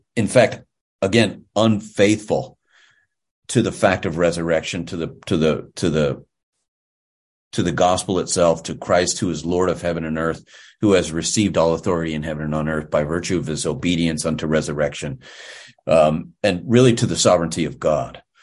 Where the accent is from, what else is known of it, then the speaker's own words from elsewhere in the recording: Pittsburgh, Pennsylvania, United States; I'm originally from the western part of the great state of Pennsylvania, or the Commonwealth of Pennsylvania. I grew up in Pittsburgh